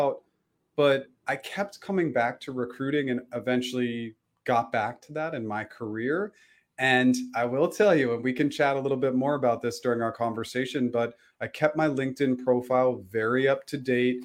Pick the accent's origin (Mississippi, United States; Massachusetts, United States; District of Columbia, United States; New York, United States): Massachusetts, United States; Boston; also born or lived in Pennsylvania; went back to Boston, and I got a job in finance.